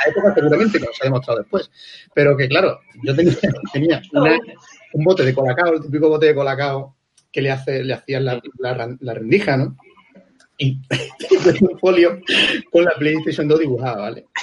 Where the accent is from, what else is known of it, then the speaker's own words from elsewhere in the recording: La Palma, Canary Islands, Spain; en mi pueblo, en La Palma